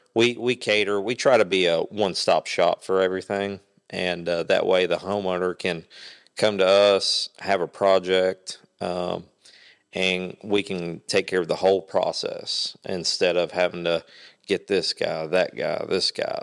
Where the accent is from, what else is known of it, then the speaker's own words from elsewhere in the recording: Kingsport, Tennessee, United States; now in Jonesborough, United States; born and raised Kingsport. I now live, uh, in the Jonesboro area.